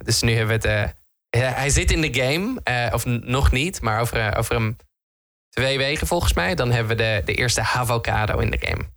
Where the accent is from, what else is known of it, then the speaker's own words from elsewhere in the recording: Netherlands; Ik ben een Hollander